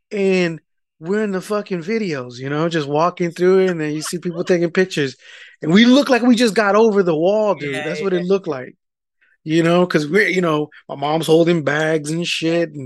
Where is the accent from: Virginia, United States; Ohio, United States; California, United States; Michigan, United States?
California, United States; East Bay; we're from the East Bay